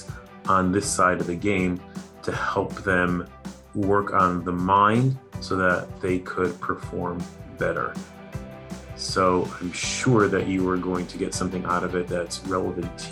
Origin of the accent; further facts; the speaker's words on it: Chicago, Illinois, United States; moved away; I grew up in Chicago